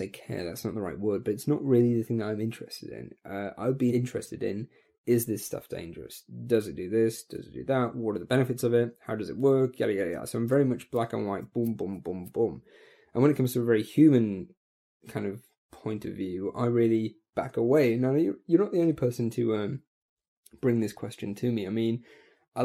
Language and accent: English; United Kingdom; I come from Britain